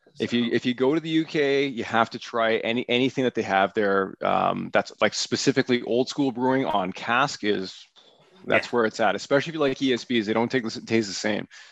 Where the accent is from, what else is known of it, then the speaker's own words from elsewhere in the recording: Aurora, Ontario, Canada; the town that I grew up in in Aurora